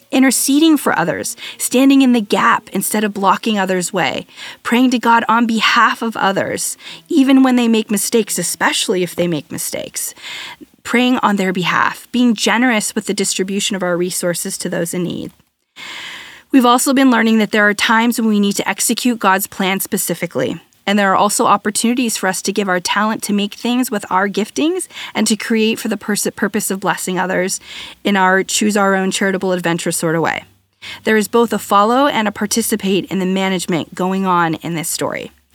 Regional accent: United States; I'm American, a firstborn

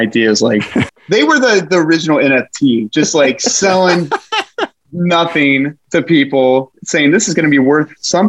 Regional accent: Illinois, United States; born or raised there

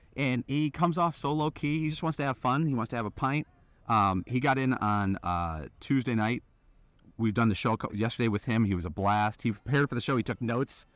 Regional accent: Chicago, Illinois, United States; I grew up on the south side of Chicago.

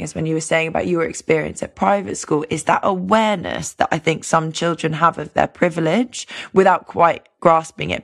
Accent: London, United Kingdom; I grew up in London

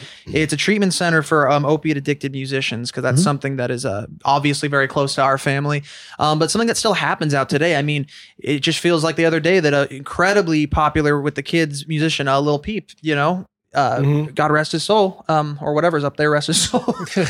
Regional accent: San Diego, California, United States; I grew up in San Diego. That's why it appears a lot in our lyrics.

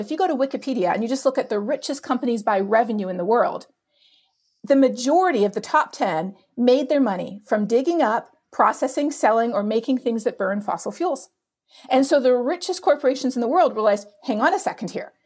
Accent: Canada; now in United States; I'm a Canadian living in the U S

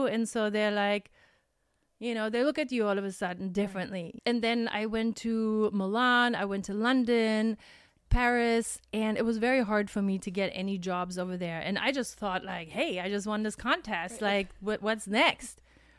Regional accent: Germany; English is a second language; And yes, we're potato heads from Germany, so we have different kind of potatoes.

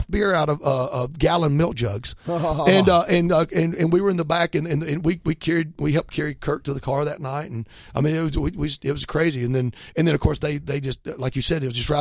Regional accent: just down the road from Atlanta, Georgia, United States; I'm from just down the road to Atlanta.

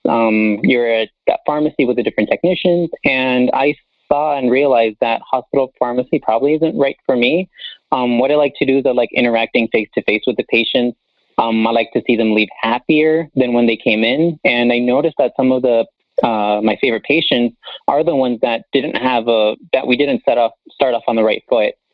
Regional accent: Las Vegas, Nevada, United States; I was born and raised here in Las Vegas

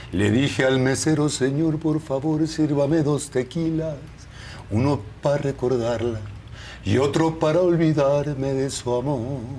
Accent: Torreón, Coahuila, Mexico; Yo, pues yo soy de Torreón, a mí no me cuesta.

